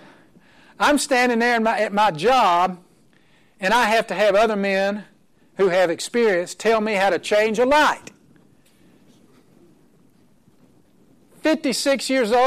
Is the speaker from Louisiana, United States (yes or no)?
no; Oklahoma, United States; I'm from Oklahoma. My wife is from New Jersey